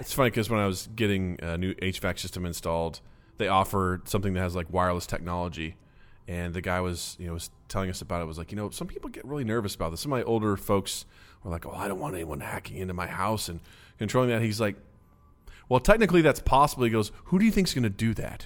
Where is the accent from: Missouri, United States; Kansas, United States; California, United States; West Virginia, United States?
Missouri, United States; Kirksville; moved away; My hometown, not nearly as bad as a lot of other places in Missouri